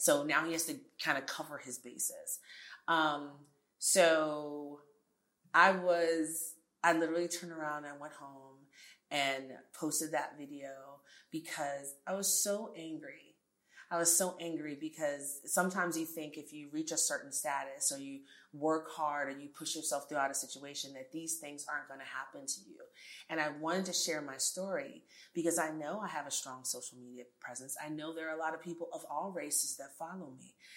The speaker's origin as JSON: {"language": "English", "town": "New York City", "region": "New York", "country": "United States", "tie": "born or raised there", "also_born_or_lived": "Jamaica / Abilene, Texas / Los Angeles / Miami", "accent": "American", "moved": "yes", "lives_now": "Houston, United States", "said": "I grew up in New York City"}